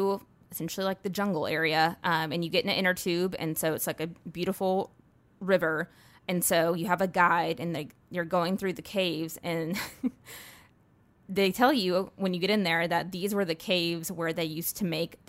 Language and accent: English; Indiana, United States; born there; also born or lived in North Carolina / Georgia / Texas; So I was born in Indiana, and then we moved to North Carolina. Then we moved to Georgia. Then we moved to Texas. Then we moved back to North Carolina.